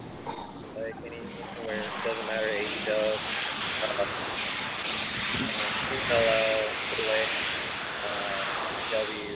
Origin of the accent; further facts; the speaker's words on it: New York, United States; I'm from New York